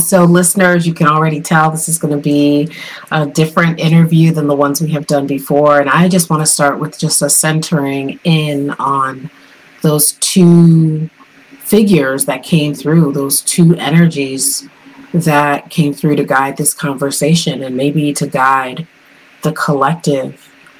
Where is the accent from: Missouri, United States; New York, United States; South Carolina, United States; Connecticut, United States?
Connecticut, United States; South Windsor; But yeah, I grew up in Connecticut, in South Windsor, Connecticut.